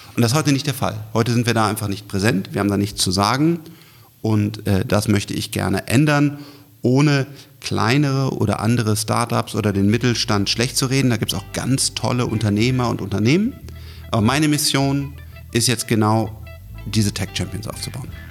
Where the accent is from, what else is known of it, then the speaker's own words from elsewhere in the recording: Germany; wir als, als Deutsche